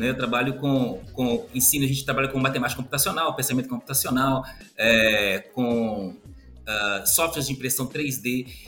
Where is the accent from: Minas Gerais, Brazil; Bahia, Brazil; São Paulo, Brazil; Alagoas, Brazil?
Minas Gerais, Brazil; Belo Horizonte; eu sou, sou mineiro, sou de Belo Horizonte.